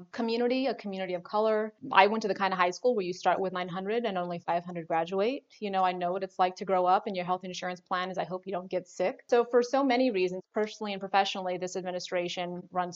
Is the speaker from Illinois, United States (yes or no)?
no; San Antonio, Texas, United States; I grew up in San Antonio, Texas.